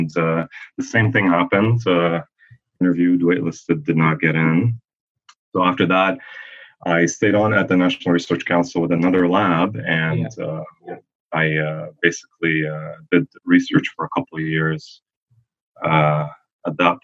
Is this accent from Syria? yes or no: yes; Syria; moved away; also born or lived in Ottawa, Canada; I'm originally from Syria